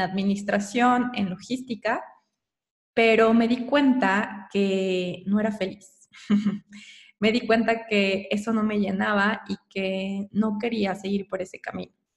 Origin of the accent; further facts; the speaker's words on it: Mexico; also born or lived in Querétaro / Mexico City; soy mexicana